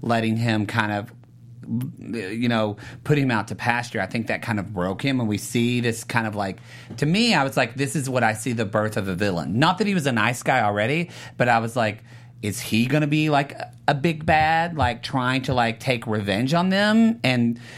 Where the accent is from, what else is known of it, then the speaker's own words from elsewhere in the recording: California, United States; I'm from California